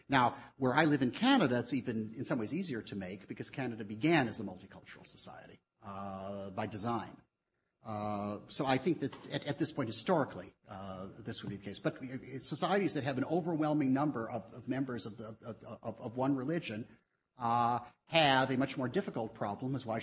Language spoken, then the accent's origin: English; United States; as an American